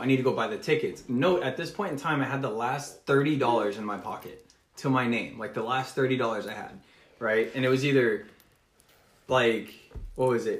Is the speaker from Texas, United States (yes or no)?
yes; Texas, United States; also born or lived in Orlando, Florida; I'm from Texas